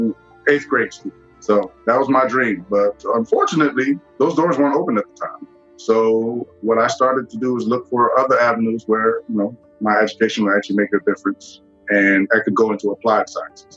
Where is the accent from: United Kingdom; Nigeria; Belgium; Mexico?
Nigeria; moved away; also born or lived in Washington, D.C., United States; born in D.C., but my first memories were growing up in Nigeria. So we moved there probably when I was about three